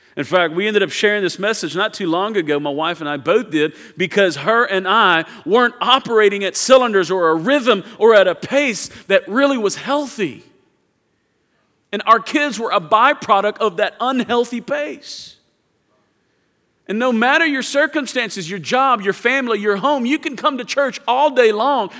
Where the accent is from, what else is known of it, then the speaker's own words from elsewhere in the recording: Houston, Texas, United States; I'm from Houston